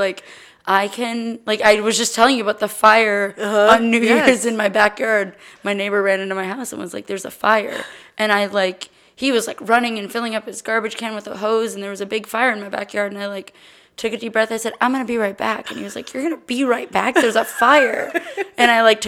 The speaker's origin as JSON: {"language": "English", "town": "Austin", "region": "Texas", "country": "United States", "tie": "born or raised there", "also_born_or_lived": "Los Angeles, California", "said": "I grew up here in Austin. I was born in LA, but lived here basically my whole life."}